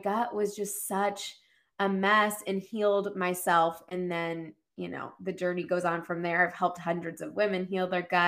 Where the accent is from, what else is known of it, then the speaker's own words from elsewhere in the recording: Ohio, United States; now in Boston, United States; I grew up in Ohio